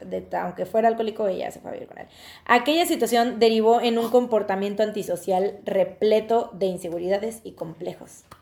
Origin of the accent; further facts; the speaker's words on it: Veracruz, Mexico; nosotros es, en Veracruz, jarochos, jaranas